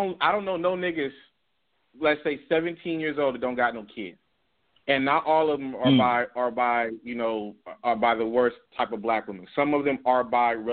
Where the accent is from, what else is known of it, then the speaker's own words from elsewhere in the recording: Compton, California, United States; I grew up in Compton, California